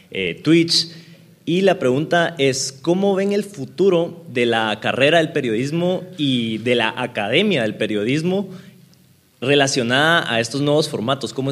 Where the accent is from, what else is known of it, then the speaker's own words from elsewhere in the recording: Guatemala; yo soy de Guatemala